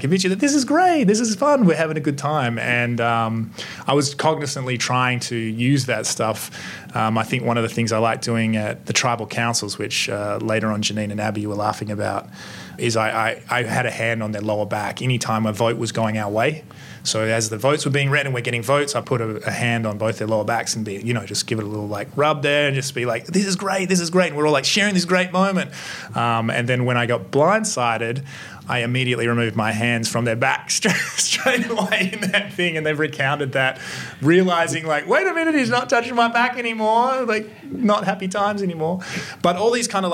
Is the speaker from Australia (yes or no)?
yes; Australia; I'm Australian